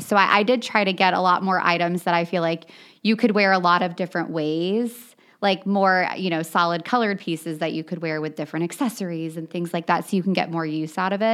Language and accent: English; New Richmond, Ohio, United States; I grew up on the East Side. I actually grew up in New Richmond